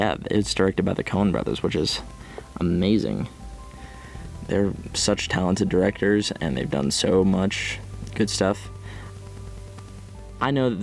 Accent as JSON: {"language": "English", "country": "United States", "said": "I'm from the Northwest, Midwest"}